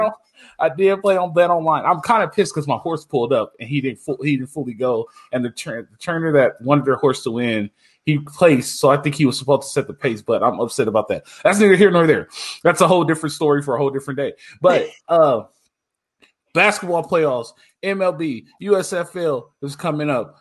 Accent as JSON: {"language": "English", "region": "Southern California", "country": "United States", "tie": "born or raised there", "said": "I grew up in Southern California, played football"}